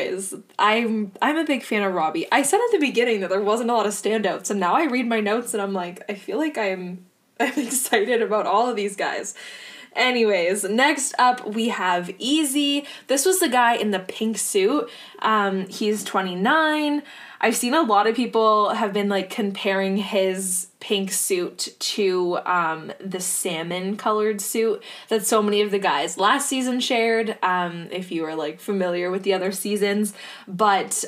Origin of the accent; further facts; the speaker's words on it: Ontario, Canada; Not that I'm from Hamilton, but I'm from Ontario